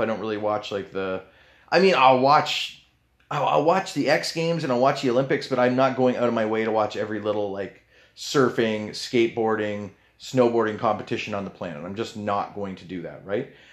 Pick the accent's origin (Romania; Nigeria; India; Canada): Canada; I know I'm Canadian